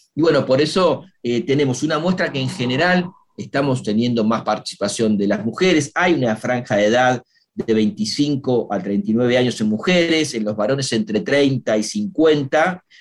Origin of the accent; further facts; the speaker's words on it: Argentina; somos argentinos